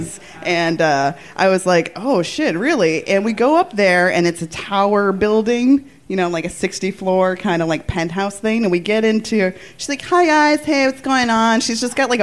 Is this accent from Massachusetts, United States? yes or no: yes; Wilmington, Massachusetts, United States; moved away; also born or lived in Netherlands; I grew up in Wilmington, Mass, and there was a trailer park in our town